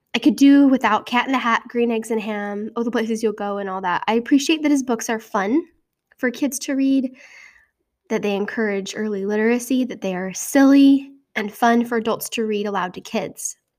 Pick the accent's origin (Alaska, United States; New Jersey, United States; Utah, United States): Utah, United States; moved away; In my home state of Utah